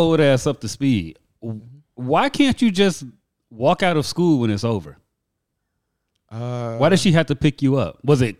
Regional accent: Gary, Indiana, United States; No, they Indianimals. I'm from Gary.

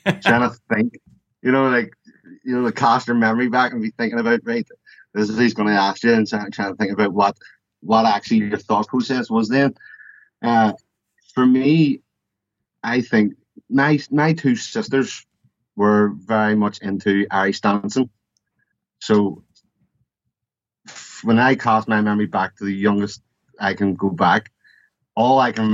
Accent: Belfast, Northern Ireland, United Kingdom; now in Newcastle, United Kingdom; I'm from Belfast, born and bred, and that's where I've always lived

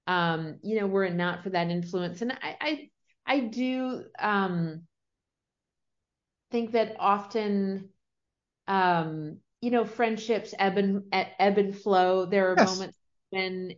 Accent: Prince Edward Island, Canada; moved away; also born or lived in Sarasota, Florida, United States; I was born in Sarasota, raised around there for a few years. And then my family, my parents kind of on a whim moved to Prince Edward Island in Canada, which is right above Maine.

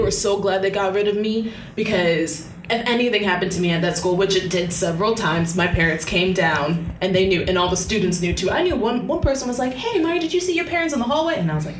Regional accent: Syracuse, New York, United States; I made the mistake of going to college in my hometown.

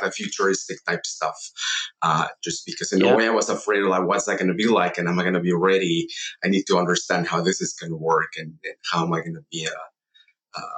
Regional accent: Mexico City, Mexico; I grew up in Mexico City

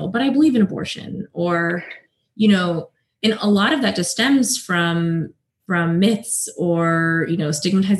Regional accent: South Carolina, United States; I grew up in South Carolina. I am the daughter of Indian immigrants.

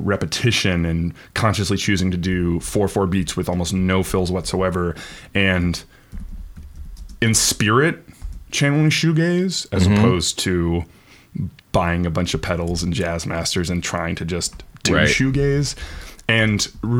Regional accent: Stockholm, Stockholm County, Sweden; We are both from Stockholm, Sweden.

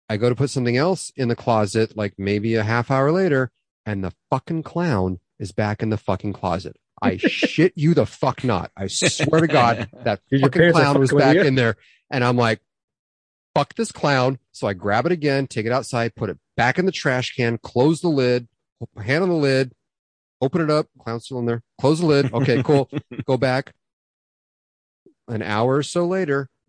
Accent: Los Angeles, California, United States; we moved houses and we moved from Van Nuys because Van Nuys was going to shit, moved into the Northridge

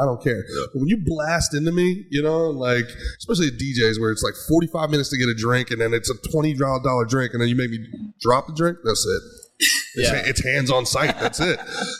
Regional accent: Jersey Shore, New Jersey, United States; growing up in the Jersey Shore and going to New York clubs and stuff like

